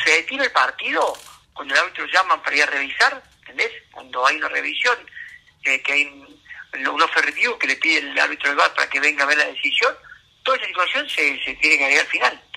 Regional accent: Río Ceballos, Córdoba, Argentina; accent: cordobés; moved away as an adult; also born or lived in Buenos Aires; Natal es Río Ceballo

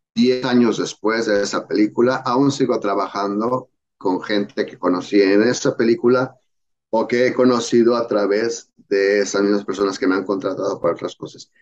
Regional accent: Mexico; moved away as an adult; now in United States; me vine de México

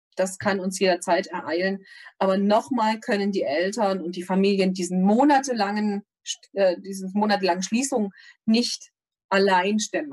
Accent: Thuringia, Germany; Ich komme aus Thüringen

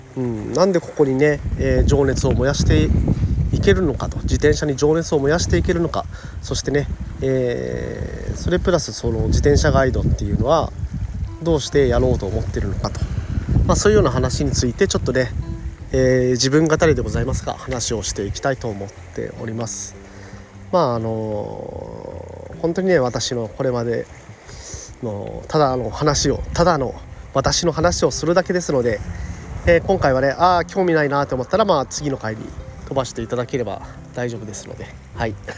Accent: Kyushu, Japan; moved away as an adult; now in Okinawa, Japan; 地元の宮崎大学大分大学ねとかまあいろいろねあの地元の近くの大学も

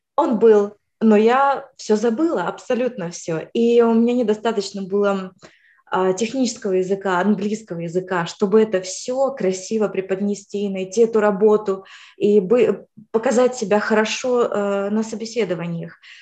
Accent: Ukraine; moved away as an adult; now in United States; сама я вообще из Украины

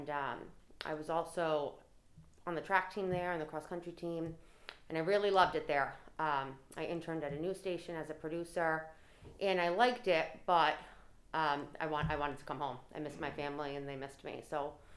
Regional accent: Cranston, Rhode Island, United States; also born or lived in Tallahassee, Florida; I am from Cranston, born and raised here, went through the public schools

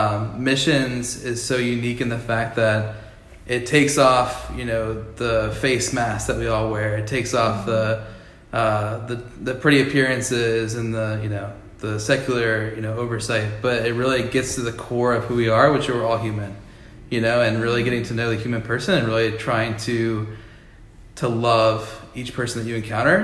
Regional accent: Atlanta, Georgia, United States; grew up here in Atlanta

